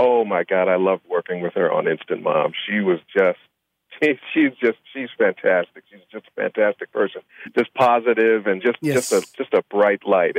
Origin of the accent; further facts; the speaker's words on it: Chicago, Illinois, United States; And where'd you grow up, Chicago? Oh, me too. Where? That's south side. What? That. Me too. Where on the south side? And cool. All of a sudden, it was like, she said no. And we grew up on the same block.